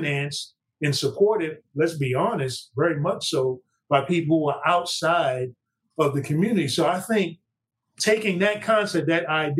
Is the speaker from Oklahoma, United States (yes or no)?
no; New York City, New York, United States; I'm a guy from Brooklyn